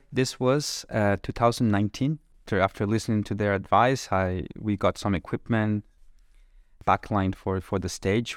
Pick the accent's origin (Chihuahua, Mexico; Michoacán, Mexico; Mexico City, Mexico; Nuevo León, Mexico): Nuevo León, Mexico; Monterrey; moved away as an adult; now in Kraków, Poland